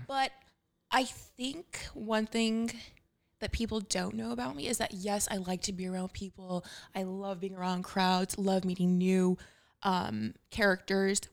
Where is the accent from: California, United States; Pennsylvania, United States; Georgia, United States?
California, United States; Los Angeles; I grew up in Lincoln Heights